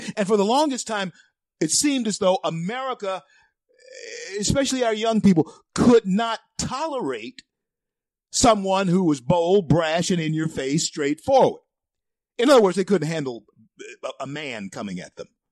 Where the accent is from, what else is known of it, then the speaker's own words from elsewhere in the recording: Shreveport, Louisiana, United States; Shreveport's a great town, my hometown.